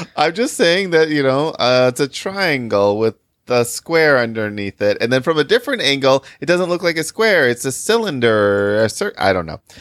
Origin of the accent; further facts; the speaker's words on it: Michigan, United States; now in Chicago, United States; I live in Chicago, and I spent most of my life growing up in Michigan